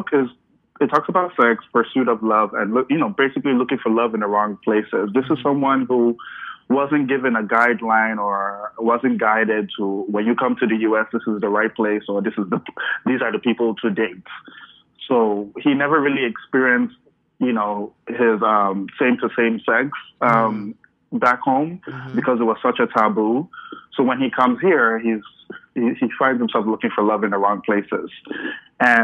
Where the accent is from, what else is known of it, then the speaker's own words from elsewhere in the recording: Nigeria; moved away as an adult; also born or lived in Rhode Island; now in United States; I was born, even though I was born here in Rhode Island, but raised in Nigeria. So I did my kindergarten, high school back in Nigeria before I came here